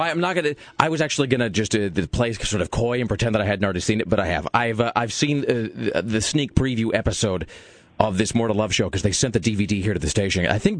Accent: California, United States; I'm from California, actually, and, I'm here for like 7 days

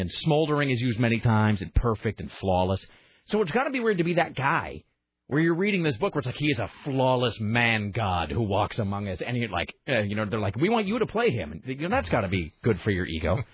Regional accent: Richland, Washington, United States; My hometown high school, they are the Richland Bombers

